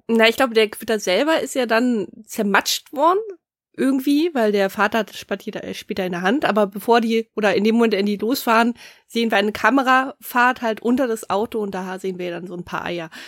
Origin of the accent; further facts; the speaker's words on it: Germany; hier bei uns in Deutschland